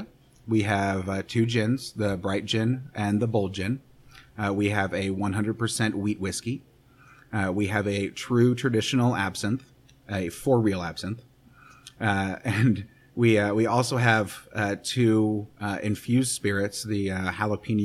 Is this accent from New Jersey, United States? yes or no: no; Kansas City, Missouri, United States; also born or lived in Arkansas / San Francisco; I grew up in Kansas City. This is where I'm from.